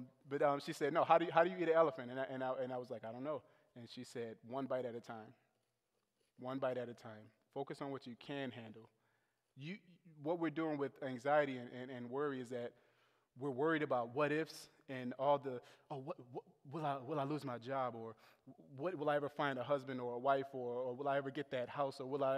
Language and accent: English; the South, United States; And I was raised in the South